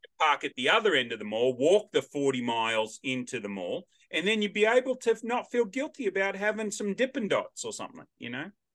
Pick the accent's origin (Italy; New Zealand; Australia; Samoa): Australia; accent: Australian; now in Nashville, United States; I'm the only Australian accent around